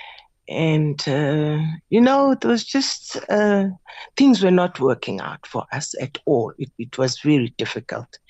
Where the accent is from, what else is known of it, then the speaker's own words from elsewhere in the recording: Lusikisiki, Eastern Cape, South Africa; moved away; I was from Lusikisiki